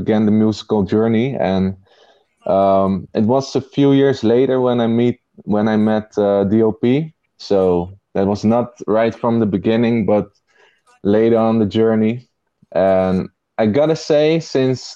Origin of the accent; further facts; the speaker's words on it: Zoetermeer, South Holland, Netherlands; I grew up in the Netherlands in a place called Zoetermeer